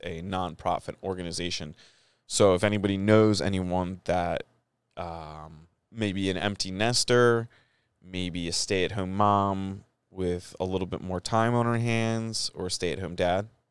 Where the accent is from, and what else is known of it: United States